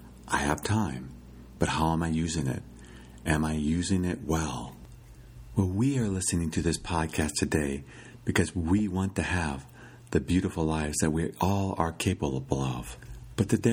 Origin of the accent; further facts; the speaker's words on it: Iowa, United States; growing up in Iowa, my father was pretty good about taking vacations